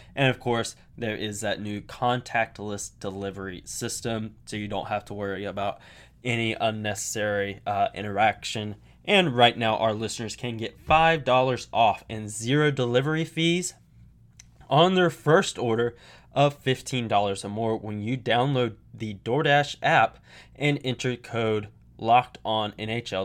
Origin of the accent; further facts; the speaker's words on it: United States; I am an American